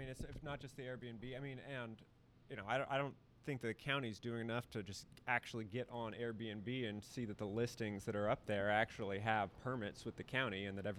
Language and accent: English; Santa Cruz, California, United States; I was born and raised in Santa Cruz, my hometown